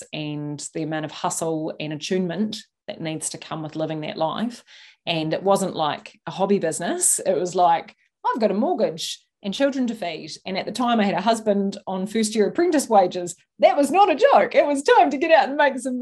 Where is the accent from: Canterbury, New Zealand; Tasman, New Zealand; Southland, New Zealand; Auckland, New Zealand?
Canterbury, New Zealand; Christchurch; I was born in Christchurch in New Zealand